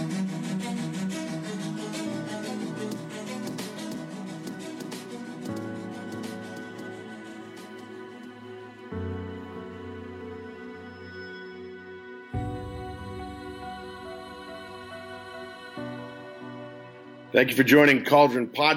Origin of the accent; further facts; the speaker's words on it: United States; As an American